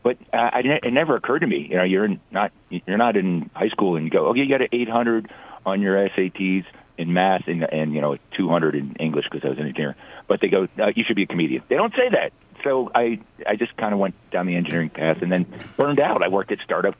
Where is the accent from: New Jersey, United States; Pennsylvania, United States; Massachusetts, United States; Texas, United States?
New Jersey, United States; Cherry Hill; I grew up in Cherry Hill, New Jersey